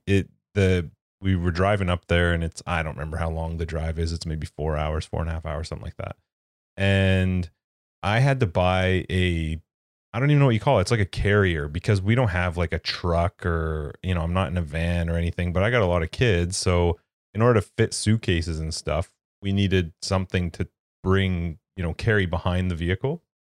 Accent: Canada; as a Canadian

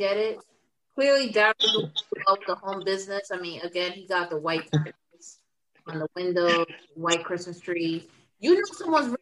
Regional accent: New York City, New York, United States; I'm based out of Brooklyn. …'s based out of Queens, originally from the Bronx, BX all day. We grew up in New York City

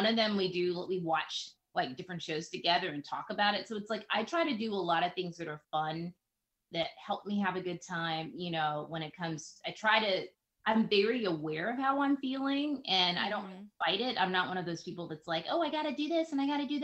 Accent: the South, United States; I'm Southern, I'm Black. So you can imagine I grew up Christian and Baptist

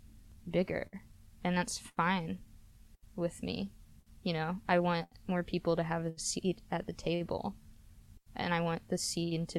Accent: Memphis, Tennessee, United States; when I was growing up in Memphis

